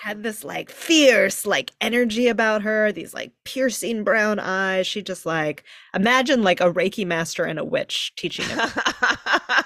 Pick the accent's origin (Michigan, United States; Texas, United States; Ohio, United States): Texas, United States; now in San Francisco, United States; I grew up in Texas